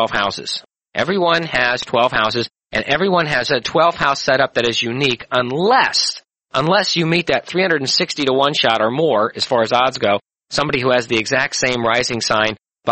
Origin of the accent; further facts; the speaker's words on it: St. Louis, Missouri, United States; born in St. Louis, 11:21 in the morning on August 11, 1948